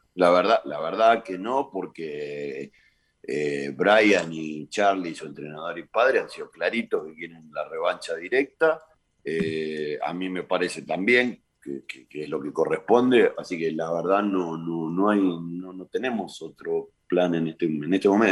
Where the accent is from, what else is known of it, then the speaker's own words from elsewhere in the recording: Argentina; nosotros como, argentinos